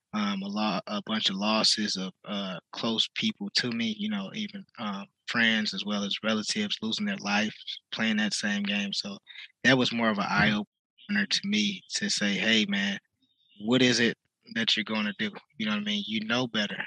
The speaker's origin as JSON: {"language": "English", "town": "Detroit", "region": "Michigan", "country": "United States", "tie": "born or raised there", "said": "I'm off uh, right off Davidson and Woodrow Wilson"}